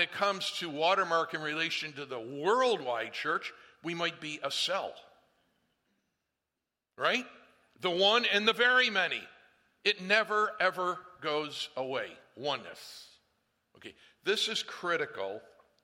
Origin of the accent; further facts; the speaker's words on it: Northeast, United States; I come from the Northeast